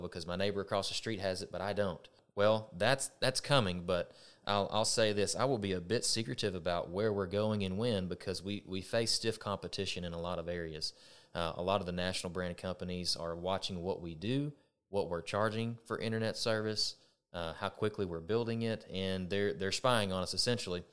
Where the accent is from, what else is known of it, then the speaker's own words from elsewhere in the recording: Texas, United States; I'm a Texan and always have been